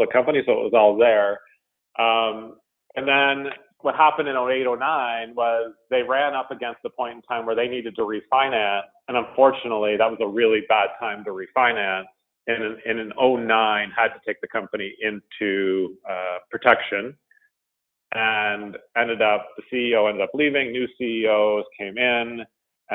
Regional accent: Ottawa, Ontario, Canada; moved away as an adult; now in Toronto, Canada; I have lived in Canada the entire time. I moved from Ottawa to Toronto in, I think it was 2006, and I've been in Toronto from a housing perspective ever since.

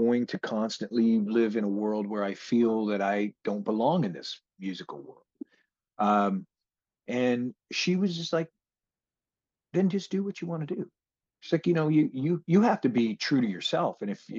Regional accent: Seattle, Washington, United States; growing up in Seattle and being around a lot of that, the drug culture that, you know, was going on in Seattle

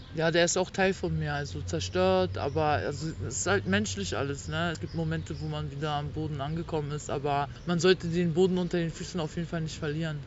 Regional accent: Berlin, Germany; ich komme aus Berlin-Neukölln

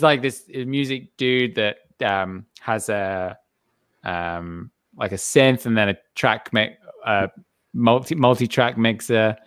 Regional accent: England, United Kingdom; I'm English

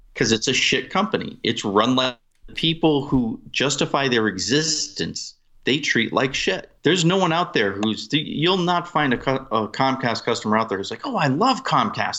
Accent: New England, United States; I'm from New England

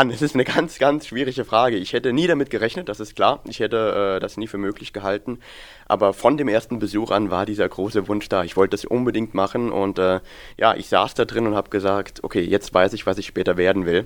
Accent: Füssen, Bavaria, Germany; also born or lived in Saarland; Ich komme eigentlich aus dem Saarland, bin im Landkreis St. Wendel geboren, 1998 und eigentlich ja seit 2004 mehr in Füssen als im Saarland, ja.

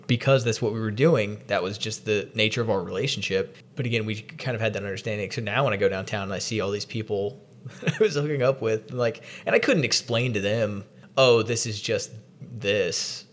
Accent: the South, United States; in almost 30 years of growing up in the South

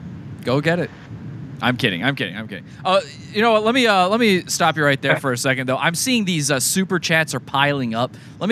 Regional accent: Virginia, United States; I'm from Virginia.

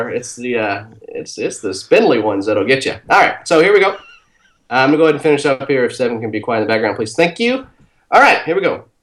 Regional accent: Brooklyn, New York, United States; I'm from Brooklyn.

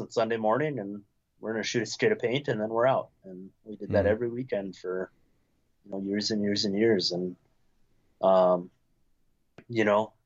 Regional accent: Minnesota, United States; also born or lived in Wisconsin; I was born in Wisconsin, but like my high school and formative years, I'd say were Minnesota

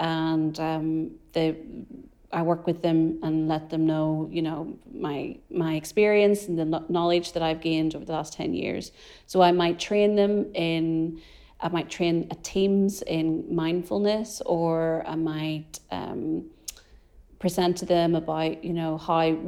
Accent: Ireland; As an Irish person

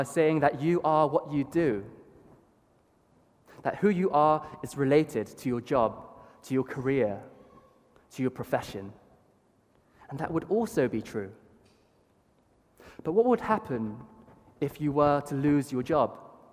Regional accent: Bath, South West England, United Kingdom; Being a British-born Chinese

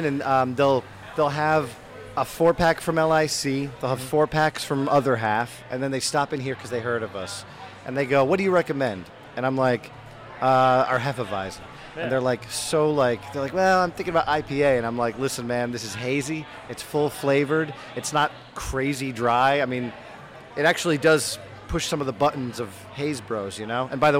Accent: New England, United States; I'm from New England.

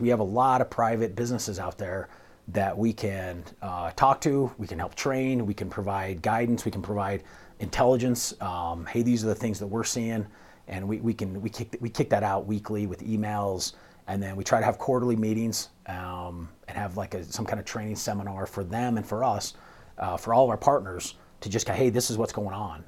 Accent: St. George, Utah, United States; moved away as an adult; also born or lived in Cedar City, Utah; now in Colorado, United States; I'm originally from Saint George, Utah.

